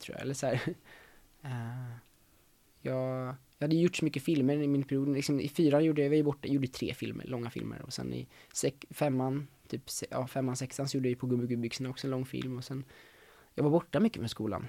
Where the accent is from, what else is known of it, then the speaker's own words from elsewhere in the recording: Solna, Stockholm County, Sweden; jag är uppväxt i, i Stockholm, i Solna